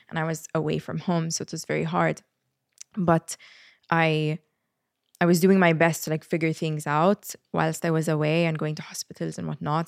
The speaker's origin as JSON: {"language": "English", "country": "Malta", "moved": "as an adult", "said": "when I moved away from Malta"}